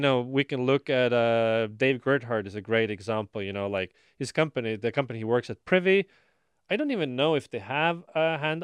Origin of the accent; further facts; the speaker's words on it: Estonia; now in Austin, United States; I am from Estonia, so you know there's family there's friends